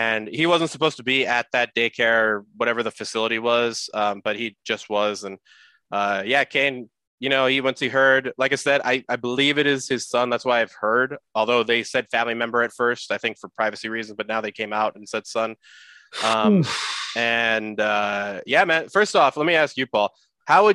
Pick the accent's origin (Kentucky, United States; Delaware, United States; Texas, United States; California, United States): California, United States; San Jose; we are both from San Jose